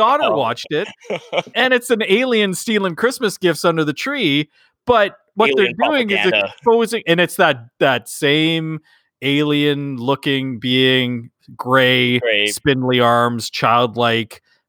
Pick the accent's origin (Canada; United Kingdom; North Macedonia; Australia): Canada; We're those Canadian lads. We got it going on, bud.